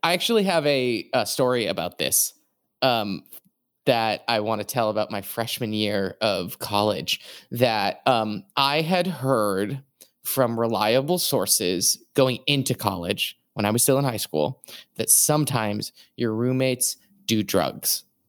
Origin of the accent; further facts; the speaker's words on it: New England, United States; I'm from New England